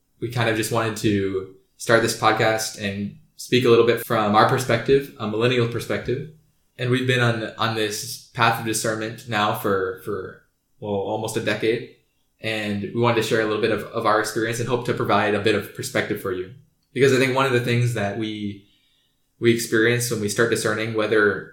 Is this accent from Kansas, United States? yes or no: yes; Kansas City, Kansas, United States; I'm from Kansas City, Kansas